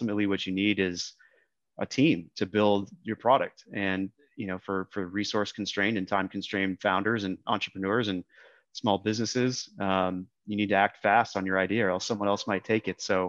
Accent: Minneapolis, Minnesota, United States; moved away as an adult; now in Austin, United States; I grew up in Minneapolis originally.

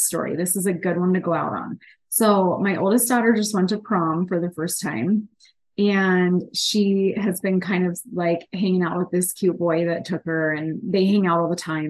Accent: Pittsburgh, Pennsylvania, United States; I'm from the East, from Pittsburgh

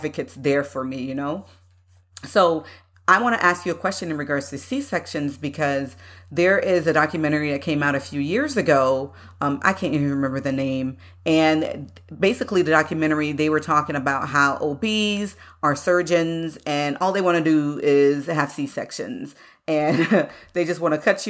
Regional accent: United States; I myself growing up in the United States

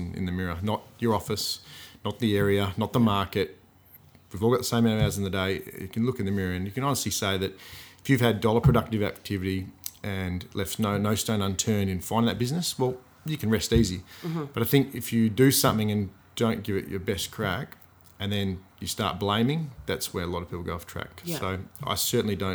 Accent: Gosnells, Western Australia, Australia; I'm from Gosnells.

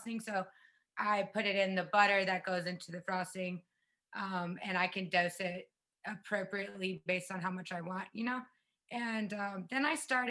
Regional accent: South Carolina, United States; moved away as an adult; now in Las Vegas, United States; I grew up in the South

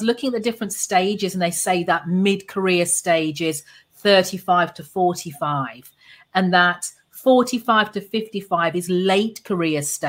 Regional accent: Birmingham, West Midlands, United Kingdom; accent: Brummie; moved away as an adult; now in Antigua and Barbuda; I'm English born, a Brummy girl, as I say. So I'm from the second biggest city in the UK, in Birmingham.

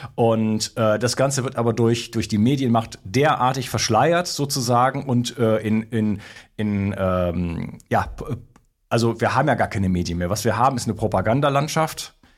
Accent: Germany; moved away as an adult; also born or lived in Spain; now in France; habe mich auch lange noch als Deutscher identifiziert

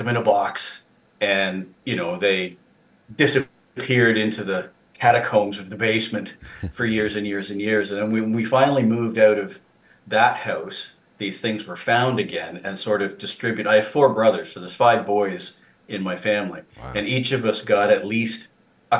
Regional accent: southern Ontario, Canada; I born and raised in Ontario, in the southern portion of the province

